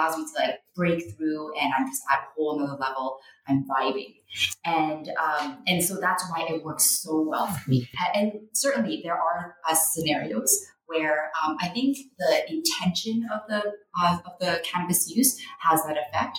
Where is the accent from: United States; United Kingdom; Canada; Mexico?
Canada